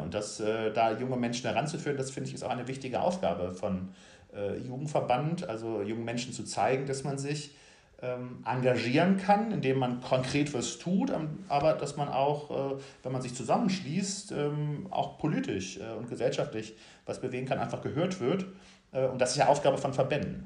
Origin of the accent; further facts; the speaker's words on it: North Rhine-Westphalia, Germany; moved away as an adult; also born or lived in Bavaria; now in Hamburg, Germany; gebürtiger Rheinländer, äh, auch wenn ich seit äh, langer Zeit im Exil lebe